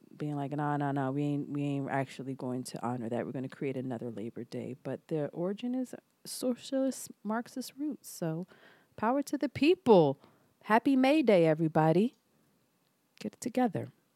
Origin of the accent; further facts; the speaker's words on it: Philadelphia, Pennsylvania, United States; I'm from Philly